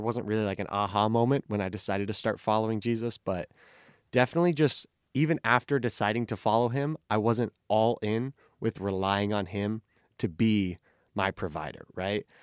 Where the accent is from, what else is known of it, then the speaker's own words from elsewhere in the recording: Phoenix, Arizona, United States; also born or lived in California; I grew up here in Phoenix